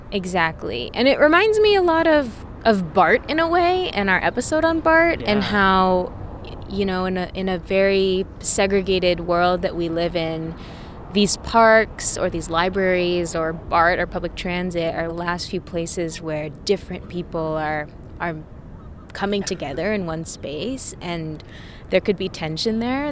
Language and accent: English; Fairfield, California, United States; also born or lived in Vallejo, California / Portland; now in Oakland, United States; i grew up in Fairfield, California. I was born in Vallejo